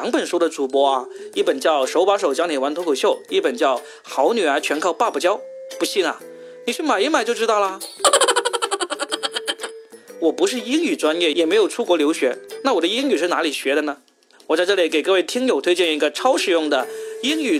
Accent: Guangdong, China; accent: Cantonese; 大家听我的口音可能听不出来我是广东人啊，但我以前的口音可是非常的广东人啊

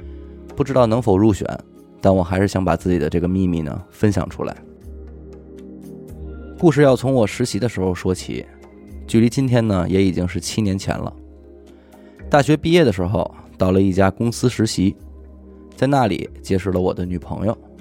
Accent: Beijing, China; 我作为一个北京土生土长的男孩，连个家都没有了。

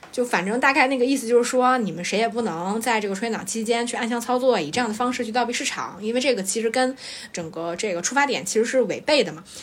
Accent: China; 我们中国人脑子太灵活了

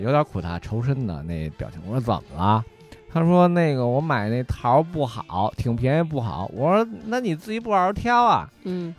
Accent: Beijing, China; accent: Beijing dialect; 我说了一大套北京话

